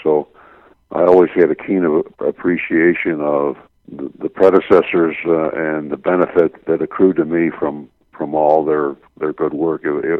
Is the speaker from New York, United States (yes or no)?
yes; Buffalo, New York, United States; I was growing up in Buffalo, New York, and was accepted to the University of Arizona Graduate School